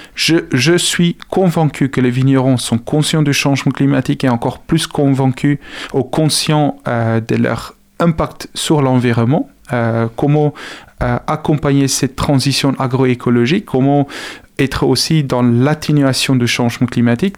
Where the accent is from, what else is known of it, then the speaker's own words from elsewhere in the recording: South Africa; French is a second language; now in France; je suis originaire d'Afrique du Sud